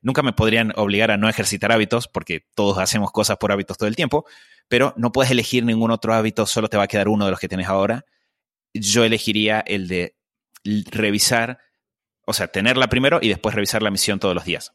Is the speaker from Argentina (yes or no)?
yes; Argentina; Yo eh, crecí eh, en Argentina